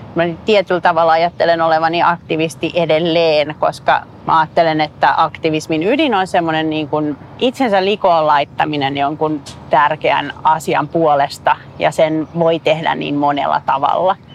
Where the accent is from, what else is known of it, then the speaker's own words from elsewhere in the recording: Finland; also born or lived in United States / Helsinki; Mä olin asunut vuoden Amerikassa mun äidin kanssa ja sitten mä tulin takaisin Suomeen